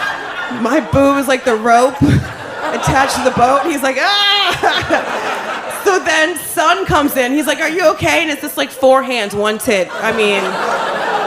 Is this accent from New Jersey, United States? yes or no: yes; New Jersey, United States; I'm from Jersey.